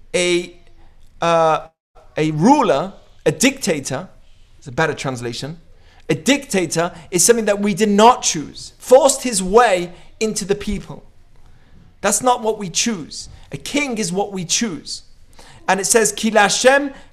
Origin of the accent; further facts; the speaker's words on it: United Kingdom; moved away; also born or lived in Israel; I say I'm British